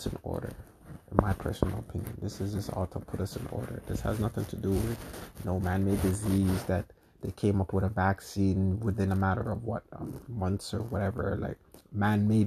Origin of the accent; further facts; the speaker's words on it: Canada; I'm from Canada